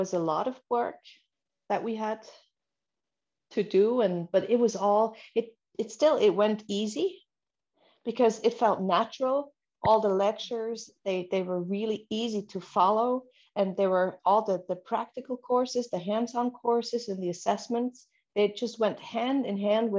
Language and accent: English; Switzerland; I'm from Switzerland, and I have a dental office about 20 kilometers outside of our capital, outside of Bern